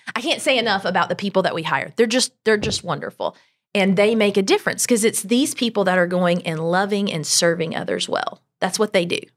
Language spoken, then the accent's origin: English; Greenville, South Carolina, United States; I am from Greenville. We've been here, well, I've lived here since I was five, so I claim it. Uh, grew up in Berea